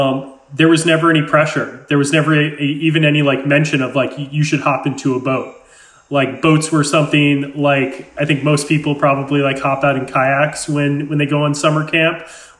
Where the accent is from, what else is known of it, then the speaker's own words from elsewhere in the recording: Amherst, Massachusetts, United States; I grew up in Western Massachusetts in a town called Amherst. It's a five college area.